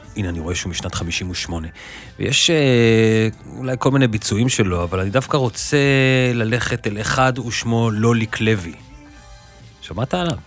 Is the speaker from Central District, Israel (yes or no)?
no; Tel Aviv, Tel Aviv District, Israel; נולדתי בתל אביב, גדלתי בתל אביב, חונכתי בתל אביב, גם היום אני גר בתל אביב